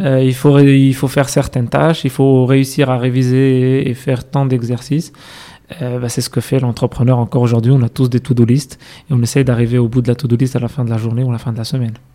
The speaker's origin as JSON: {"language": "French", "town": "Casablanca", "region": "Casablanca-Settat", "country": "Morocco", "tie": "born or raised there", "also_born_or_lived": "Fès, Morocco / Rabat, Morocco / France", "moved": "as an adult", "said": "Je suis né à Fès, j'ai mhm. grandi à Rabat, euh, puis à Casablanca. Donc, dès mon collège, j'ai rejoint à Casa avec mhm. la, famille"}